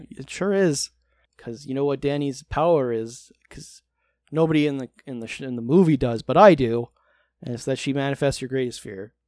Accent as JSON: {"language": "English", "country": "United States", "said": "I'm American"}